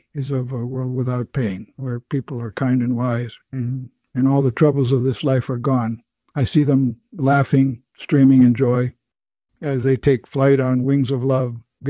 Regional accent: Minnesota, United States; Well, I was born in Minnesota on October 16th, 1930. My parents were farm people, and I spent my childhood on a farm working with the animals, plowing and planting.

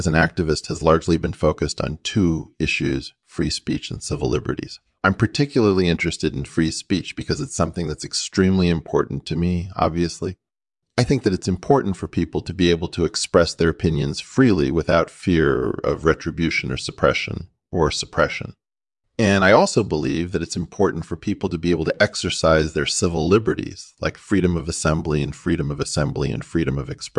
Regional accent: Llanelli, Wales, United Kingdom; moved away as an adult; also born or lived in New York City; now in United States; I was born in New York City and grew up in Llanelli, Wales.

